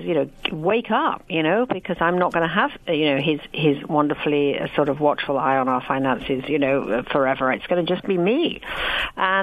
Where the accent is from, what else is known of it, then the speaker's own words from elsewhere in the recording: England, United Kingdom; I'm British